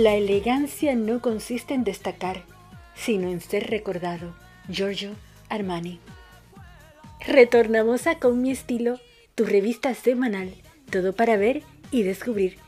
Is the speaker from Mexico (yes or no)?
no; Dominican Republic; now in Buenos Aires, Argentina; mi país